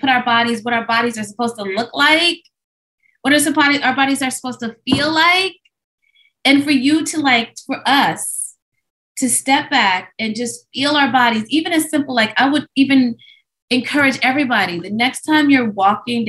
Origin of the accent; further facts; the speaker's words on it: Midwest, United States; growing up in the Midwest as a Black child